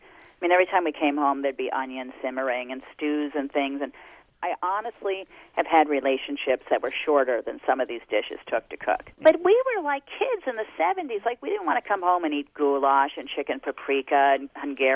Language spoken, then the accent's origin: English; Jersey Shore, New Jersey, United States; I grew up on the Jersey Shore